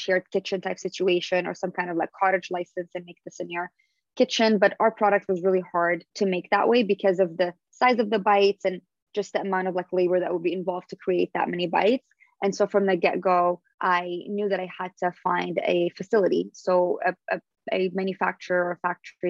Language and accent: English; Syria; moved away; also born or lived in Canada / Los Angeles, United States; We would break our fast during Ramadan, growing up in Syria